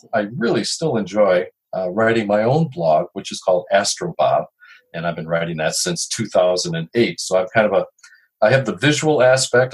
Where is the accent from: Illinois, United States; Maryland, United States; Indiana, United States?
Illinois, United States; Chicago; now in Duluth, United States; I've lived in Duluth for many, many years, although I'm originally from Chicago